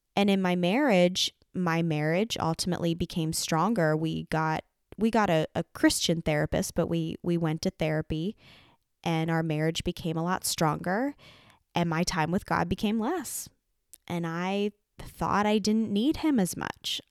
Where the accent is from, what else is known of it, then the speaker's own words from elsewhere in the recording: Lancaster County, Pennsylvania, United States; moved away as an adult; also born or lived in Nashville, Tennessee; I had never lived outside of Lancaster County, Pennsylvania